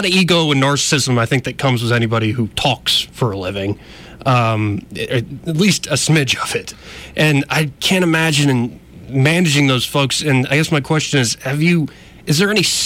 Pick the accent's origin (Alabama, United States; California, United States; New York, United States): Alabama, United States; Montgomery; I'm born and raised in Montgomery